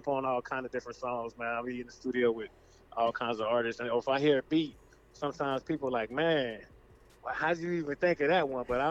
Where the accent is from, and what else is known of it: Leesburg, Virginia, United States; born or raised there; also born or lived in South Carolina